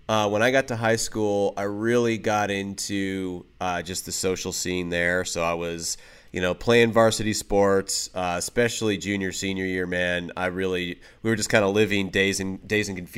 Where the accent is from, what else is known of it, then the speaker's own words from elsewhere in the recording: Michigan, United States; also born or lived in Los Angeles / Texas / Arkansas / Oklahoma; So that was in Michigan, but I've I've kind of bounced all over. So we're originally born in L.A. area.